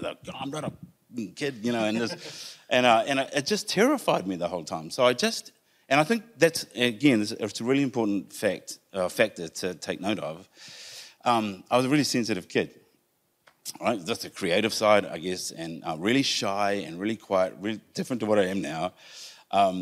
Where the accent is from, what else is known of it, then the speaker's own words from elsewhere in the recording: Whanganui, Manawatū-Whanganui, New Zealand; I was born in Whanganui.